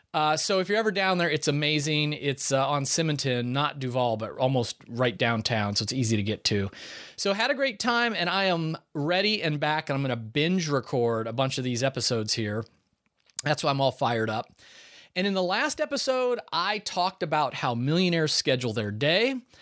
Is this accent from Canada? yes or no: no; Ireland; So I spent time at Irish Kevin's Bar, which is a famous bar down there. One, because I'm Irish.